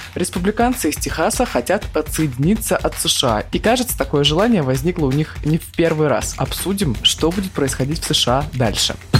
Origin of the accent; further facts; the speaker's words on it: Krasnoyarsk, Krasnoyarsk Krai, Russia; я из Красноярска.